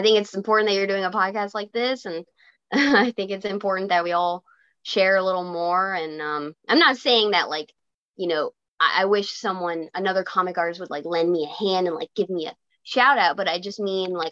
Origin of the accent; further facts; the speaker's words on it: Virginia, United States; I grew up in Virginia